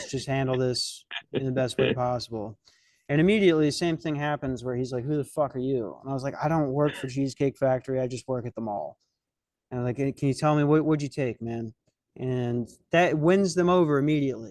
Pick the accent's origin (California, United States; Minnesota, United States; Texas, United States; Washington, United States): Minnesota, United States; Lakeville; I'm from Lakeville, Minnesota